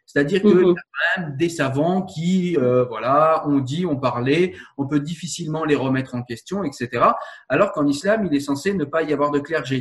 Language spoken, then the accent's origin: French; France; Je suis français